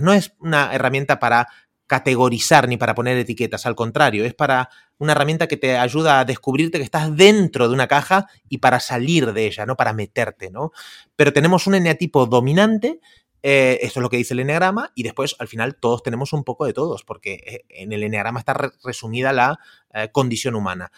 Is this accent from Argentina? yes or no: yes; Argentina; also born or lived in Indonesia / Costa Rica; now in Barcelona, Spain; yo, soy de Argentina, hace 20 años que vivo aquí en, España